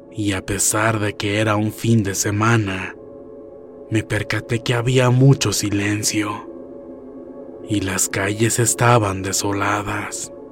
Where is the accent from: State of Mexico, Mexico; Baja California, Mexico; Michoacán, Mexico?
Baja California, Mexico; Tijuana; now in Boston, United States; Yo soy originaria de Tijuana, Baja California, México, pero he vivido en Boston, Massachusetts, desde hace más de 15 años.